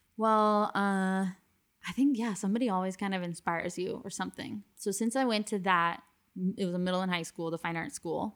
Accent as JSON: {"language": "English", "town": "Miami", "region": "Florida", "country": "United States", "moved": "yes", "said": "I was obviously from Miami originally"}